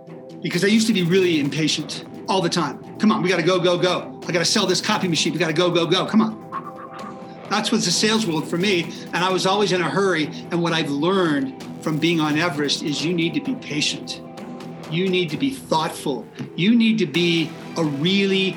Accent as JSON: {"language": "English", "area": "Marin County", "region": "Northern California", "country": "United States", "tie": "born or raised there", "moved": "as an adult", "lives_now": "Boulder, United States", "said": "I was born and raised in Northern California, just north of San Francisco in Marin County."}